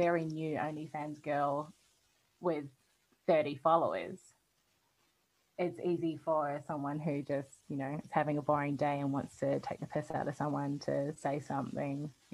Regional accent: New Zealand; now in Australia; I'm not a citizen here in Australia, and I'm from New Zealand and I haven't been here for 10 years

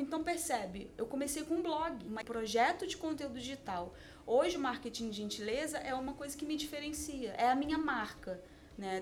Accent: Niterói, Rio de Janeiro, Brazil; em Niterói, né? Que é uma cidade do Rio de Janeiro, então eu sou de lá.

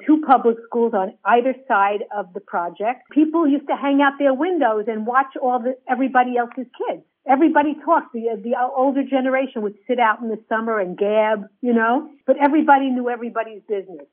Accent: New York City, New York, United States; I was born and raised in Brooklyn, New York, a melting pot

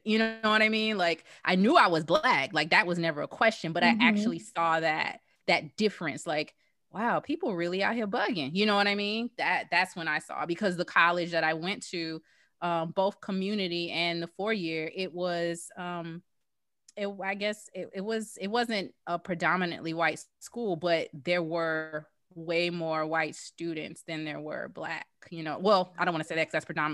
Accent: the South, United States; I, like you, I grew up in the South.

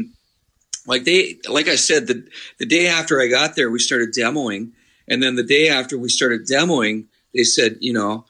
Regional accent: Midland, Ontario, Canada; I grew up in Midland

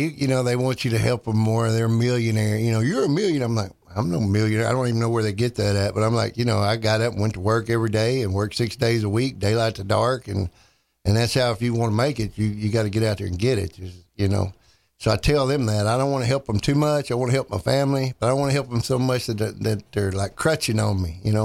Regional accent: Dallas, Texas, United States; moved away; I'm from Dallas originally, you know, so I go back to Dallas

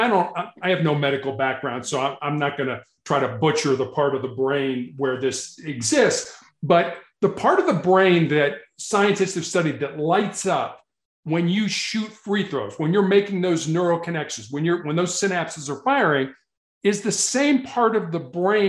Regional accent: Chicago, Illinois, United States; growing up in Chicago

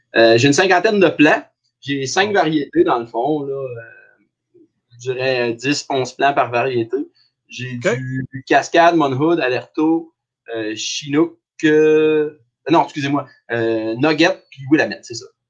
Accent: Abitibi, northern Quebec, Canada; moved away as an adult; also born or lived in Sherbrooke; je viens de Belle sur Kélyon, qui est dans le nord du Québec, mais on dit tout le temps qu'on vient de l'Abitibi parce que c'est collé.

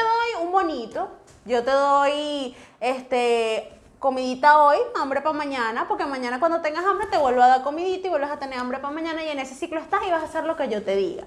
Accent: Venezuela

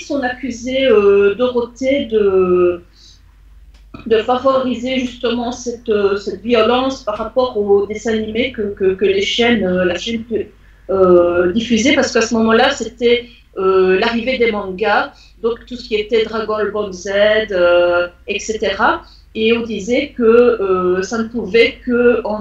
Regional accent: France

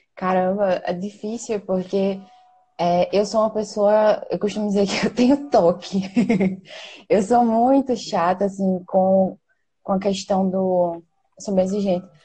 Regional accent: Maceió, Alagoas, Brazil; sou daqui de Maceió

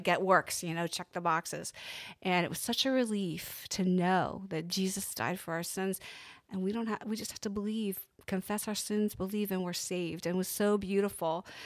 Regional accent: Pennsylvania, United States; I'm from Pennsylvania

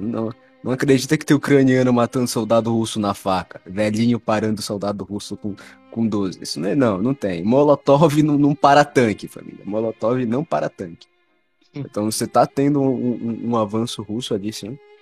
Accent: Brazil; a gente é brasileiro

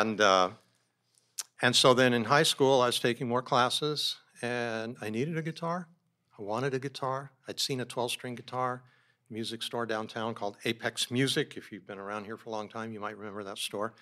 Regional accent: San Diego, California, United States; also born or lived in Oakland / Bozeman / Montana; I grew up mostly in San Diego

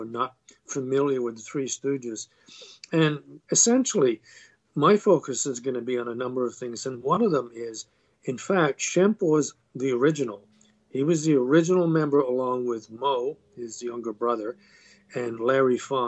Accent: Canada; also born or lived in London, England; I was born in London, England, moved to Canada when I was very young, and I've been here ever since

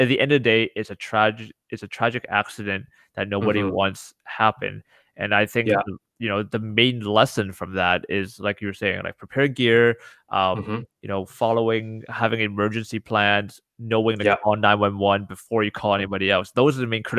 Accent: North Vancouver, British Columbia, Canada; I grew up in North Shore, in North Vancouver.

